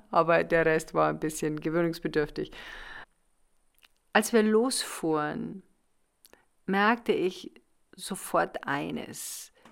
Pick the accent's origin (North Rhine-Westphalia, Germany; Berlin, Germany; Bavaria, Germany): Bavaria, Germany; Munich; ich komme aus Bayern, aus München, zweiter Stock, Etagenwohnung